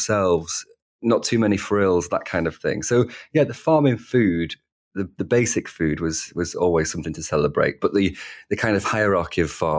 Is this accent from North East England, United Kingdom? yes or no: no; Wigan, North West England, United Kingdom; accent: Northern; You know, celebrating my Northern accent, that's something I used to try and quieten and dampen. Whereas now I'm proud to be a working class ruffian from Wigan.